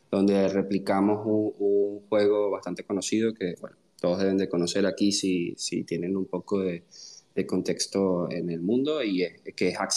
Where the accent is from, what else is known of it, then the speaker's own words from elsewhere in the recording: Venezuela; Eh, bueno … soy venezolano, eh, tengo 29 años y soy ingeniero en computación.